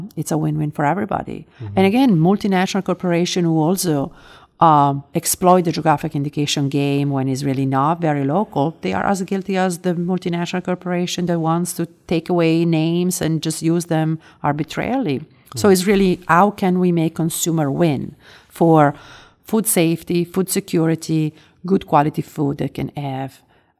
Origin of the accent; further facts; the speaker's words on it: Italy; I grew up in Italy. I grew up in a country in which we have probably 975 geographic indication or more, and just a handful of those are famous.